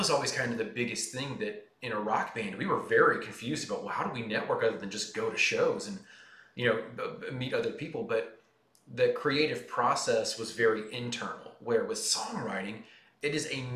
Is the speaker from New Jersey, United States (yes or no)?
no; Nashville, Tennessee, United States; I'm from Nashville and been attached to the music industry in some form or fashion for as long as I've been alive